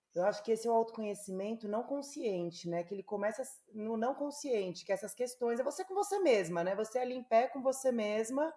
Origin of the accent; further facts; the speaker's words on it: São Paulo, Brazil; moved away; eu sou paulistana